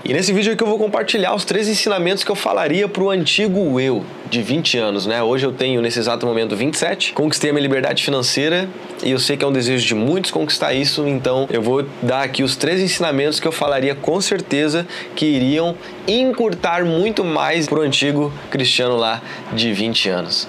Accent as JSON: {"language": "Portuguese", "town": "Porto Alegre", "region": "Rio Grande do Sul", "country": "Brazil", "also_born_or_lived": "São Paulo", "moved": "as an adult", "lives_now": "Florianópolis, Brazil", "said": "Eu sou gaúcho de Porto Alegre aqui, mas eu já morei em São Paulo, já morei, né? Tô morando hoje em Florianópolis"}